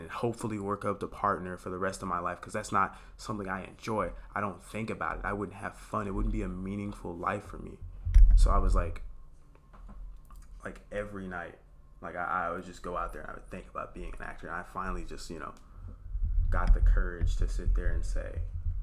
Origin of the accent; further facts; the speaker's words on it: Dallas, Texas, United States; moved away as an adult; also born or lived in Washington, D.C.; I'm from Oak Cliff